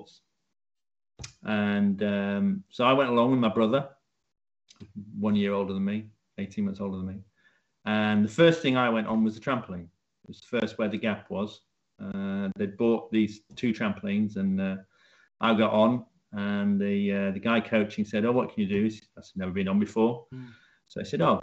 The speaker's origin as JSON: {"language": "English", "town": "Leeds", "region": "Yorkshire and the Humber", "country": "United Kingdom", "tie": "born or raised there", "moved": "as an adult", "lives_now": "Cambridge, United Kingdom", "said": "I moved down to Cambridge after getting a job down here from my hometown of Leeds."}